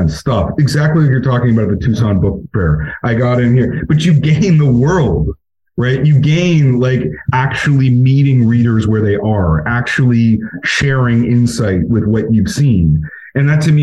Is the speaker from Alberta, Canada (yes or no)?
yes; Alberta, Canada; moved away; I'm from Alberta. Like, my whole family there is all conservative